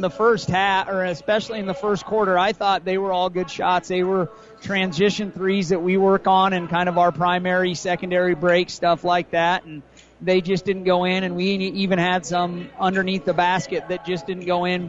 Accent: Boone County, Nebraska, United States; I grew up in Boone County

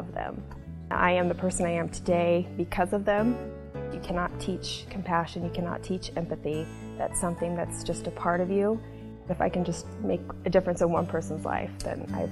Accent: Hastings, Nebraska, United States; I was born and raised here in Hastings, Nebraska.

